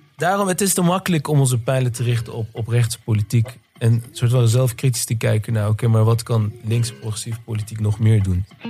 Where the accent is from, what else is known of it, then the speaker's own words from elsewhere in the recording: Netherlands; ik ben zelf inderdaad tweede generatie, geboren en getogen in Nederland.